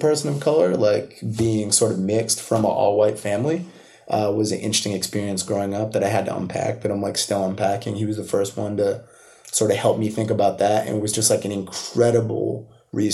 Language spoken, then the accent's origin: English; Milford, Massachusetts, United States; So home is Milford. I grew up there, like 40 minutes outside the city